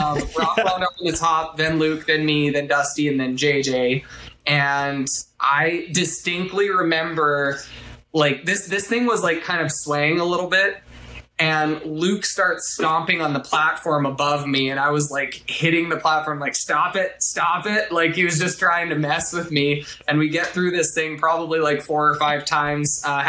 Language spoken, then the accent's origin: English; Shaunavon, Saskatchewan, Canada; there's a site called Shaunavon Observers, which is my hometown observation site.